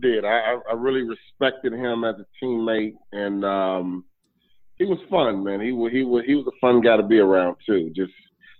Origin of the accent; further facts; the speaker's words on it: Chicago, Illinois, United States; growing up in Chicago, we were a baseball family.